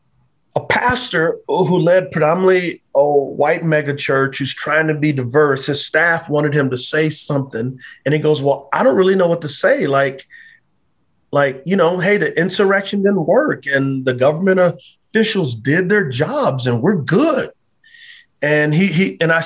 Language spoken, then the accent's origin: English; Texas, United States; I grew up in Texas. Like, we celebrated Juneteenth.